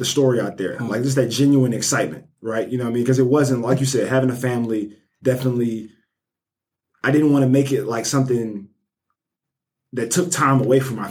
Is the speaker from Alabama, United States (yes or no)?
yes; Birmingham, Alabama, United States; I'm from Birmingham, born and raised Nigerian American